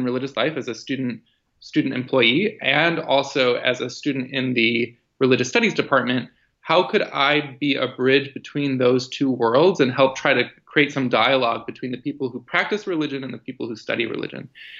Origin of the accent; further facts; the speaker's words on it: outside Chicago, Illinois, United States; growing up outside Chicago. My mom is Italian Roman Catholic. My dad is a humanist Jew from New York. And their parenting style was to raise my brother and I with exposure to both traditions.